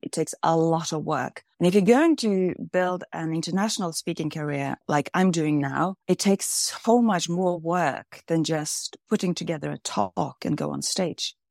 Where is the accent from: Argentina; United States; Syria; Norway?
Norway; Kvam, Innlandet; I grew up in a very small village called Kvam in between the mountains in the middle of Norway.